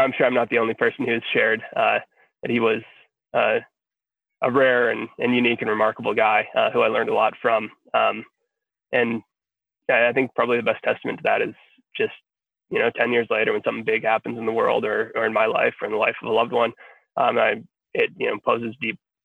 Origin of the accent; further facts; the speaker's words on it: Minnesota, United States; moved away as an adult; now in California, United States; I moved away from Minnesota, where we grew up, shortly after Chris passed away. Yeah, I live in California now